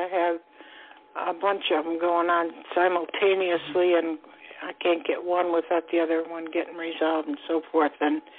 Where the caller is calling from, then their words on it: Florida, United States; Calling from Florida.